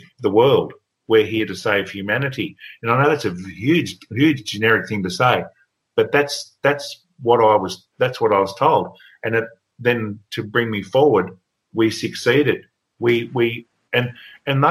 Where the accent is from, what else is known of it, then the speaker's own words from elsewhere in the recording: Bairnsdale, Victoria, Australia; moved away as an adult; now in Victoria, Australia; in my hometown of Bairnsdale, I lived on the edge of town